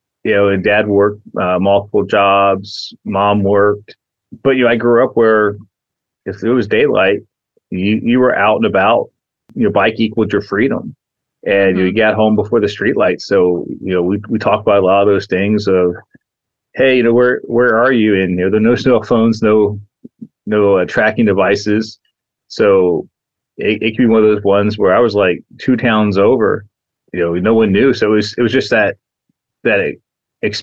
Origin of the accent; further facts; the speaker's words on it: Imperial Valley, Southern California, United States; also born or lived in Charleston, West Virginia; I was born in Charleston, West Virginia. I was there until about 8 years old. Then I moved to the Southern California desert of the Imperial Valley.